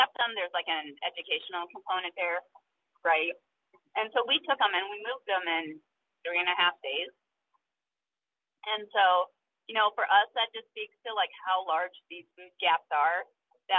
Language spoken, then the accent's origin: English; Iowa, United States; growing up in Iowa